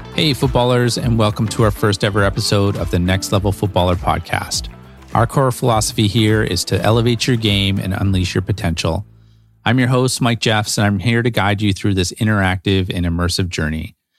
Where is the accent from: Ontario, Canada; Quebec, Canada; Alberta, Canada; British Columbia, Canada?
British Columbia, Canada; Vancouver; Growing up in Vancouver, we were fortunate enough to have pretty mild winters